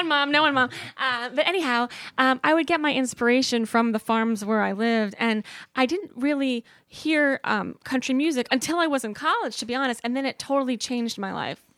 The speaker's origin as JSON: {"language": "English", "town": "Columbia", "region": "Maryland", "country": "United States", "tie": "born or raised there", "also_born_or_lived": "New York City / Brooklyn", "moved": "as an adult", "lives_now": "Nashville, United States", "said": "I I grew up in Columbia, Maryland"}